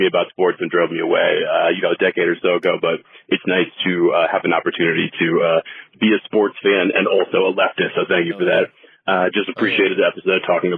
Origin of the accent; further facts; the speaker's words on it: Minnesota, United States; I am from Minnesota